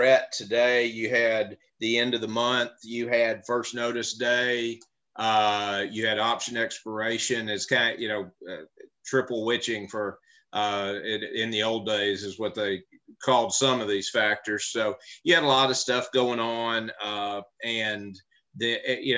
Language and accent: English; Memphis, Tennessee, United States; I grew up in Memphis, Tennessee